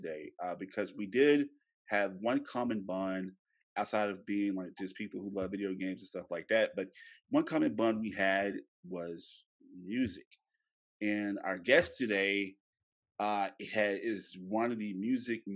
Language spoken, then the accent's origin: English; Louisiana, United States; moved away as an adult; now in Texas, United States; I am originally from Louisiana